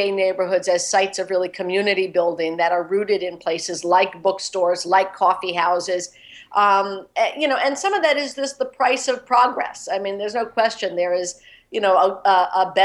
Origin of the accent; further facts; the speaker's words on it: Philadelphia, Pennsylvania, United States; Giovanni's Room in Philadelphia, in my hometown